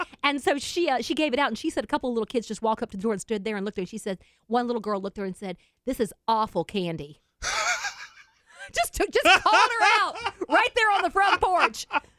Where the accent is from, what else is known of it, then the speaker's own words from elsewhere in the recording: the South, United States; I was born in the South, raised in the South, I got a little bit of Swedish in me